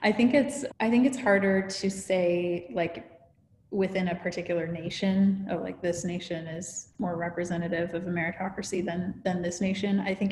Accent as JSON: {"language": "English", "country": "Canada", "tie": "born there", "said": "I'm actually Canadian by birth, but I've lived around the world."}